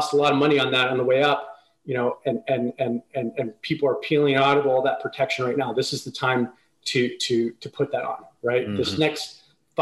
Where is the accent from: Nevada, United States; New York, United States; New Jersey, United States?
New Jersey, United States; we moved around a little bit and I grew up mostly in New Jersey